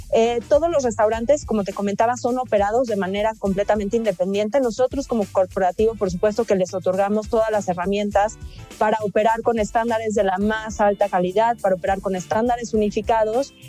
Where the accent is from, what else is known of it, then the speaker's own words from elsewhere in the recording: Mexico; somos mexicanos